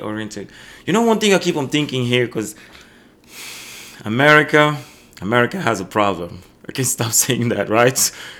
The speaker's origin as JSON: {"language": "English", "country": "Angola", "also_born_or_lived": "Belgium", "said": "because I'm coming from Africa. Angola"}